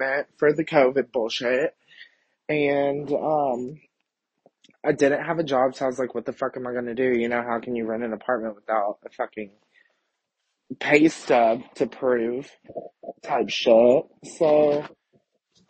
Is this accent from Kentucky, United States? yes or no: yes; Kentucky, United States; moved away as an adult; also born or lived in Dallas, Texas; I'm from Kentucky, born and raised